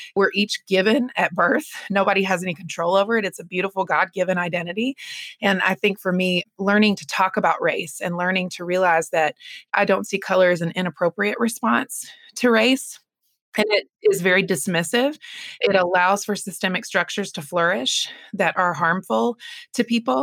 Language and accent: English; North Carolina, United States; I grew up in North Carolina